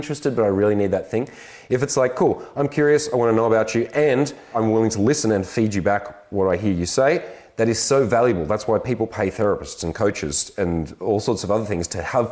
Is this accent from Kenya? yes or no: no; Australia; I'm an Aussie man